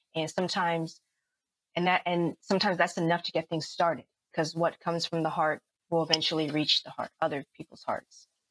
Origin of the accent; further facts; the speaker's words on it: the Bay Area, California, United States; now in Los Angeles, United States; I'm from the Bay Area